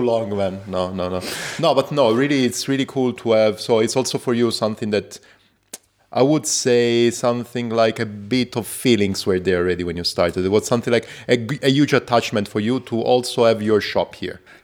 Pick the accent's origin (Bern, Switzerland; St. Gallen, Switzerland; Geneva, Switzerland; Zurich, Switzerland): Zurich, Switzerland; I come from Zurich.